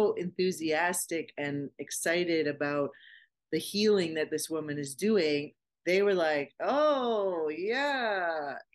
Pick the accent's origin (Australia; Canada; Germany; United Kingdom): Canada; we're from Canada